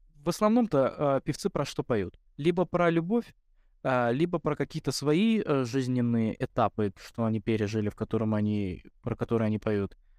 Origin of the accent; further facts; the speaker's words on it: Russia; я рос в России